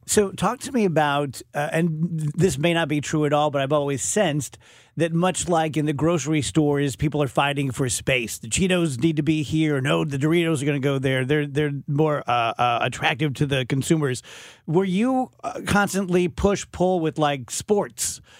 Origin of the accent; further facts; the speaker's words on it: South Roxana, Illinois, United States; a little hooligan growing up in South Roxana